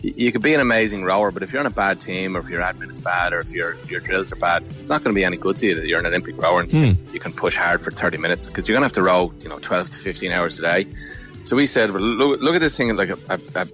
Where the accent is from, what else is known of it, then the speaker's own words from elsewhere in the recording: Rathdrum, County Wicklow, Ireland; we're both from Rathdrum and Wicklow